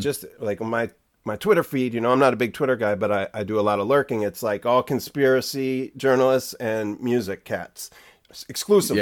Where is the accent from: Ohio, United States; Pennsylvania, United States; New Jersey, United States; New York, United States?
New Jersey, United States; Jersey Shore; now in Bay Area, United States; I grew up surfing on the Jersey Shore